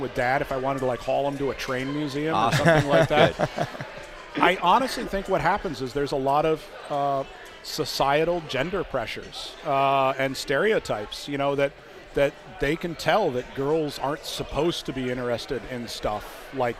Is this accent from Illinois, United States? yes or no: no; New Jersey, United States; moved away; I grew up in New Jersey